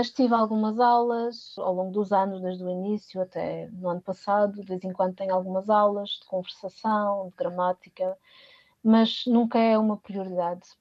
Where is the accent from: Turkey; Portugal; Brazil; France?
Portugal; now in Voorhout, Netherlands; Foi no Conservatório de Haia, portanto, vim de Portugal de um ambiente escolar para um ambiente escolar cá, que de certa forma já me era familiar, não é?